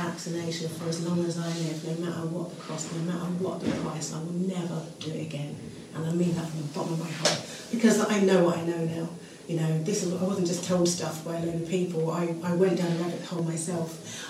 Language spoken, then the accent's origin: English; United Kingdom; We're British.